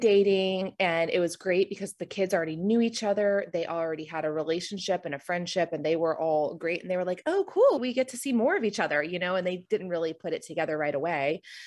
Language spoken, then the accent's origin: English; Florida, United States; moved away as an adult; now in Charlotte, United States; I'm originally from Florida. I moved here right after college